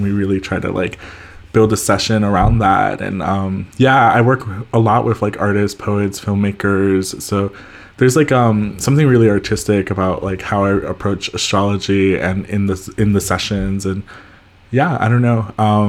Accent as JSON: {"language": "English", "country": "El Salvador", "tie": "born there", "said": "I was born in El Salvador in Central America."}